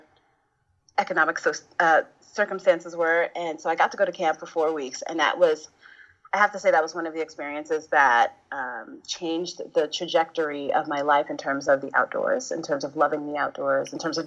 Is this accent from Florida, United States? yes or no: no; New York City, New York, United States; I was raised in the neighborhood of Bushwick, Brooklyn